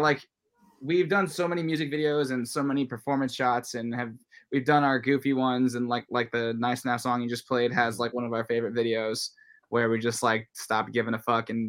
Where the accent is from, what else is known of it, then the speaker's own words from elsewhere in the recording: El Segundo, California, United States; also born or lived in South Bay; we moved from the South Bay where I grew up. So like, mm-hmm. I'm from El Segundo, same as … from ….